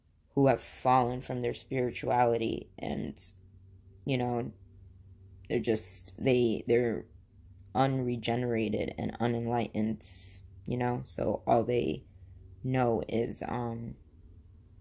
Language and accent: English; Khambhat, Gujarat, India; now in United States; I was born in India in a place called, it is called Cambay, India